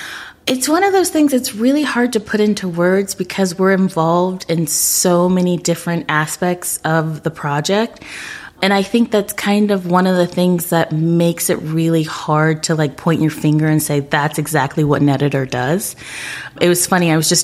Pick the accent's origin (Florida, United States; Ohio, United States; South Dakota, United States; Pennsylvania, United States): Florida, United States; Orlando; I was hoping I'd get to go to the Orlando Sentinel because I'm from Orlando.